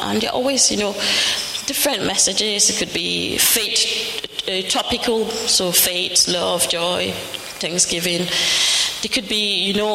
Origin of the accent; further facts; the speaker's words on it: Nigeria; moved away; I'm from Nigeria